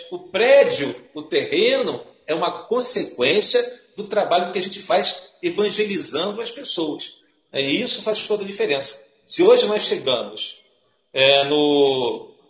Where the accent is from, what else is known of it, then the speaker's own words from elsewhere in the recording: Duque de Caxias, Rio de Janeiro, Brazil; igual eu vim, de Duque de Caxias, que é uma cidade é, metropolitana do Rio de Janeiro, que o pessoal é bastante agitado.